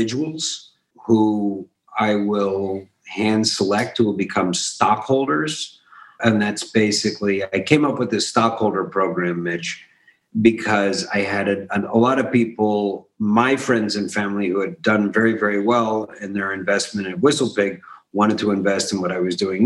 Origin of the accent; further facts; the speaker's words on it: Philadelphia, Pennsylvania, United States; I grew up in Philadelphia, and I was a kid in the 80s, and I was watching a city crumbling around me